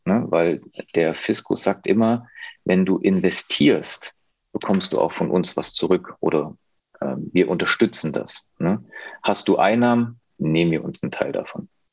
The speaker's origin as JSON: {"language": "German", "area": "near Leipzig", "region": "Saxony", "country": "Germany"}